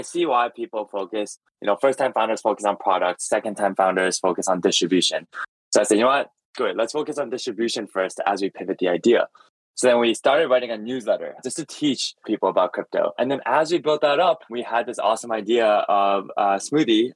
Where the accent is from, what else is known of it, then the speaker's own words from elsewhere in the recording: Toronto, Ontario, Canada; moved away as an adult; also born or lived in San Francisco; I grew up in Toronto